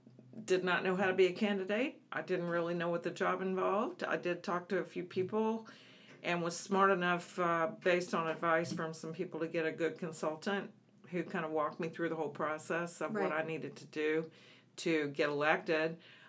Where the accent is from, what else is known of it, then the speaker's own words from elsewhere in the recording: Alabama, United States; And he's from Mississippi, and I'm originally from Alabama.